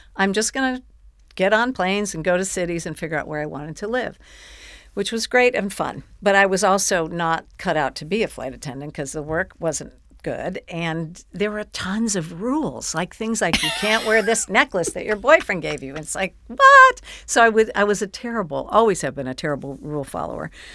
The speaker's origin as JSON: {"language": "English", "town": "Buffalo", "region": "New York", "country": "United States", "tie": "born or raised there", "said": "I grew up in Buffalo"}